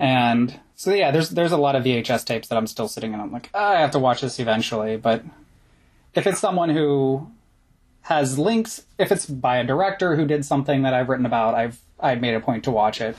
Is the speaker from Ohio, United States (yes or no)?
yes; Kinsman, Ohio, United States; now in Connecticut, United States; the video shop in Kinsman, Ohio